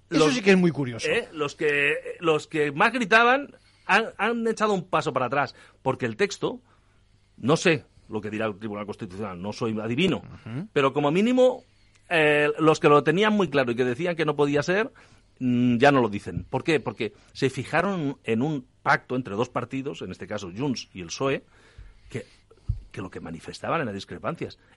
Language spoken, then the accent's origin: Spanish; Catalonia, Spain; que yo creo que, como catalán te lo digo, ¿eh?